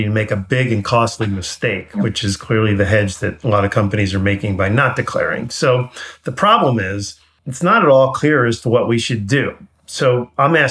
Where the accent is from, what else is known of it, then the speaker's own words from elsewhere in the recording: New York City, New York, United States; moved away; I'm from New York originally